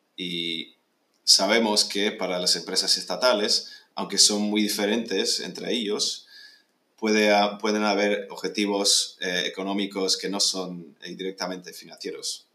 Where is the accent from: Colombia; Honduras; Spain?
Spain; moved away; also born or lived in United Kingdom / California, United States; yo soy británico, aunque pasé casi toda la vida en, escolar en, en España